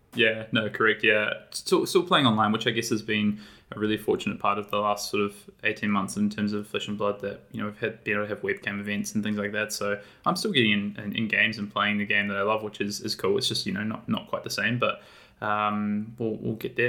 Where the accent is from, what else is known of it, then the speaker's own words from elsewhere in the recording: New Zealand; moved away as an adult; now in Sydney, Australia; I live in Australia. I'm actually originally from New Zealand, though, but I've, um, been here in Sydney, Australia for five years